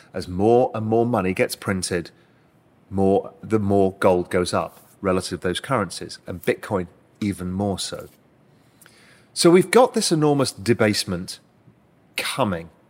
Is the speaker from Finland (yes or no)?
no; United Kingdom; moved away as an adult; now in Cayman Islands; as a Brit, I'm able to do that and become a resident here